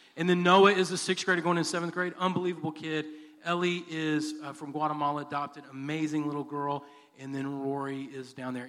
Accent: Texas City, Texas, United States; also born or lived in Dallas, Texas / Garland, Texas / Sulphur Springs, Texas; Moved to Sulphur Springs and then moved to what I consider my hometown, which is Texas City, Texas. I graduated from Texas City.

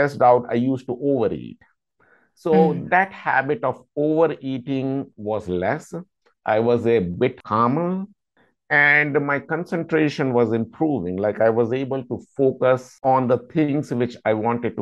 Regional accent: India; moved away as an adult; now in United States; I am basically from India, and I came to United States in 2008, and I've been living here for the past 14 years.

